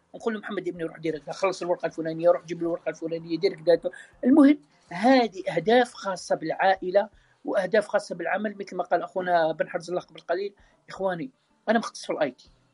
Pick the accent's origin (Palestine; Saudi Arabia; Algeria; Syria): Algeria; احنا كلنا جزائريين